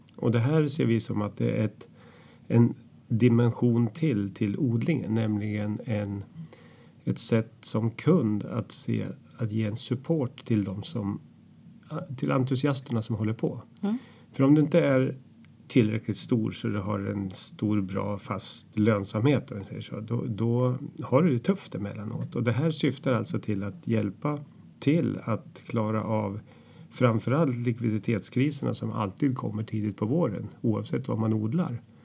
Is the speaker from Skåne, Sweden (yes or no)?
no; Katrineholm, Södermanland, Sweden; now in Hornudden, Sweden; vi träffades i Katrineholm där jag kommer ifrån under skoltiden